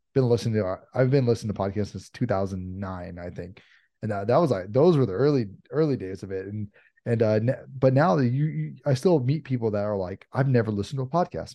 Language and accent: English; Los Angeles area, California, United States; I'm from L A. I've been, uh, I was, uh, grew up an hour outside of here